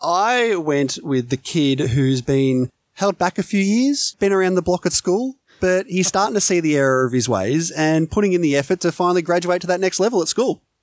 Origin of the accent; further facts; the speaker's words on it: Australia; I'm Australian